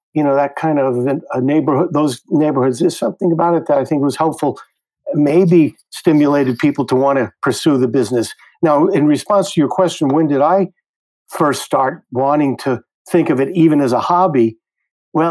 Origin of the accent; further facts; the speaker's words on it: New York City, New York, United States; I grew up in the Flatbush section of Brooklyn, Ocean Avenue near Church Avenue